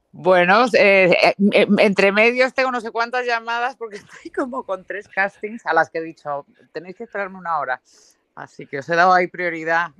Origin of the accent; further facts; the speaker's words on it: Marbella, Andalusia, Spain; soy de Marbella